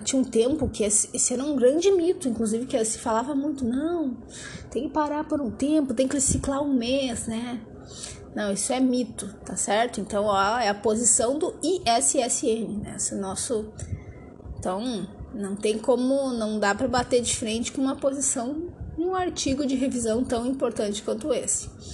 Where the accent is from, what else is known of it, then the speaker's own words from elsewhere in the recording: Brazil; accent: caipira; sotaque caipirês ao falar inglês